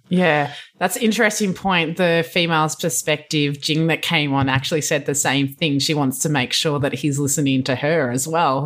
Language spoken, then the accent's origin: English; Australia; now in California, United States; being an Aussie and whatnot here